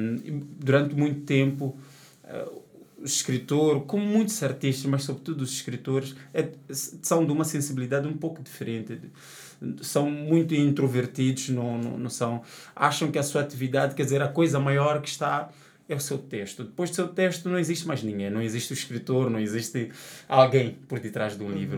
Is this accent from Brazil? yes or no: no; Matola, Maputo, Mozambique; sou da Matola, nasci no Patrício Mumba e tal. Agora vivo noutro bairro